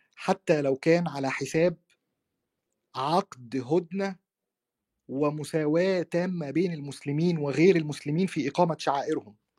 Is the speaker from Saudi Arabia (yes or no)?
no; Egypt; عندنا في مصر